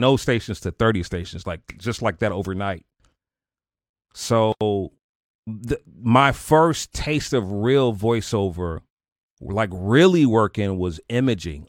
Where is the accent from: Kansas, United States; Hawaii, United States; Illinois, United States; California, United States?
Illinois, United States; Chicago; born or raised there; moved away